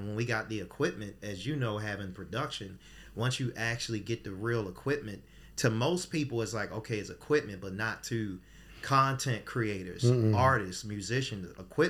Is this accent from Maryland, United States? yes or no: yes; Baltimore, Maryland, United States; So I'm from East Baltimore.